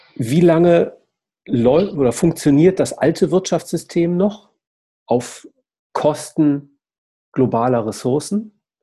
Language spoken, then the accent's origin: German; Essen, North Rhine-Westphalia, Germany; ich komme ja aus Essen